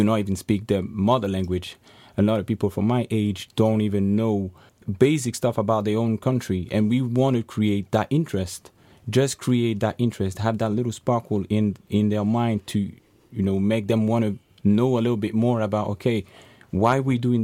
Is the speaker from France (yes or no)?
yes; France; now in Ireland; I was born in France, so, and I've realized that I'm European